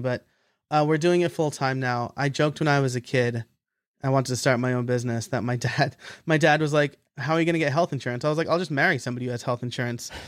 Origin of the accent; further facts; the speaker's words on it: Middletown, New York, United States; moved away; also born or lived in Scranton, Pennsylvania; in orange county new york uh, okay. uh, middletown area so you know city cops can still live in in my hometown